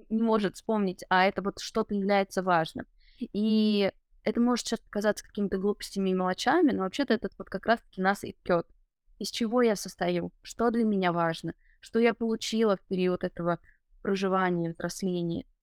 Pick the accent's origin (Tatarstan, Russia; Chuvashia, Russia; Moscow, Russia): Chuvashia, Russia; Потому что, да, я остаюсь с этими корнями, я остаюсь родом из Чувашии, но при этом я получаю какой-то новый вот опыт в мегаполисе.